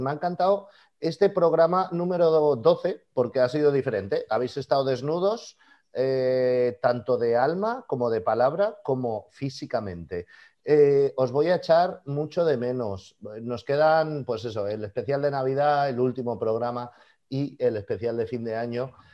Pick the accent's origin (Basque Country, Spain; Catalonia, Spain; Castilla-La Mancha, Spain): Catalonia, Spain; nosotros somos catalanes